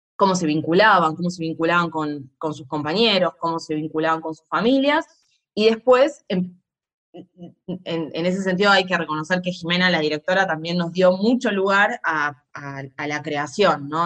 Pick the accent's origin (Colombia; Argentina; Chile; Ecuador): Argentina; nosotros como argentinos en nuestra dictadura